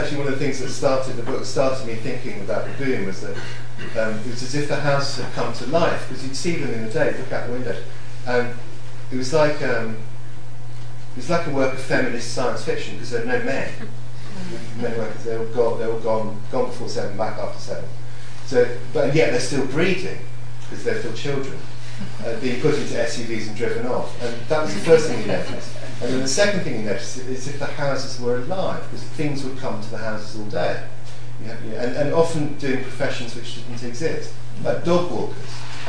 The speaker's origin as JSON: {"language": "English", "country": "Hong Kong", "tie": "born or raised there", "said": "I mean, I grew up in Hong Kong"}